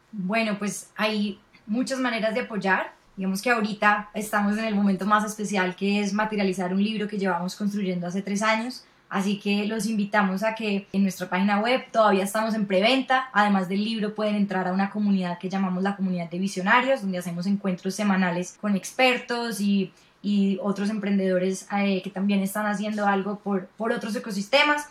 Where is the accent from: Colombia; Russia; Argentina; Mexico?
Colombia; nosotros como colombianos